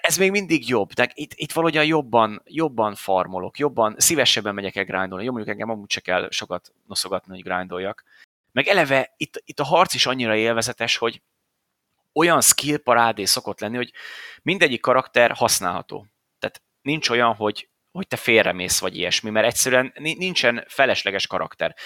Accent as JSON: {"language": "Hungarian", "country": "Hungary", "said": "magyarok vagyunk"}